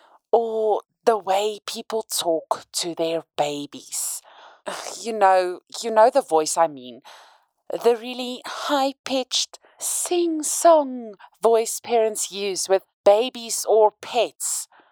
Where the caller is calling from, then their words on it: Cape Town, Western Cape, South Africa; from Cape Town, South Africa, with a question regarding my 3-month-old.